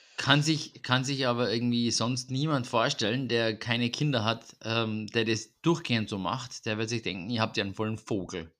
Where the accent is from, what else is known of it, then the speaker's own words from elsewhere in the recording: Vienna, Austria; bei uns in Wien.